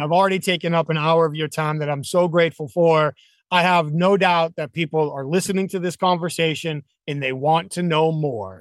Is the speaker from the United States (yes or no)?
yes; New England, United States; I grew up in New England